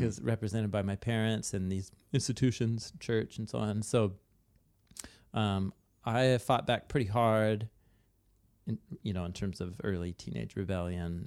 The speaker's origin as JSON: {"language": "English", "town": "Portland", "region": "Oregon", "country": "United States", "tie": "born or raised there", "said": "I grew up in Portland, Oregon"}